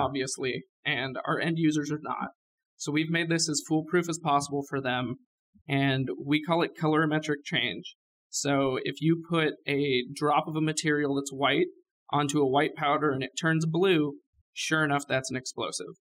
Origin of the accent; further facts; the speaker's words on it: California, United States; now in Oklahoma, United States; I'm from California. I grew up out there